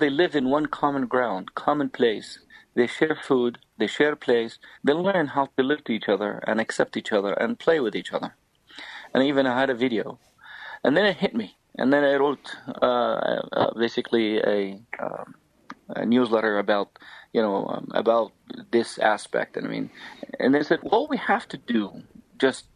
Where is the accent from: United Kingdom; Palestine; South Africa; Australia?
Palestine; Taybeh, West Bank; moved away; also born or lived in United States; the town where I'm from, where we're staying, called Taipei.